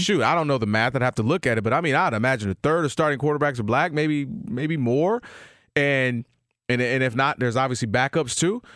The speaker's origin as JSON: {"language": "English", "region": "Michigan", "country": "United States", "tie": "born or raised there", "said": "I'm from the Midwest, Michigan"}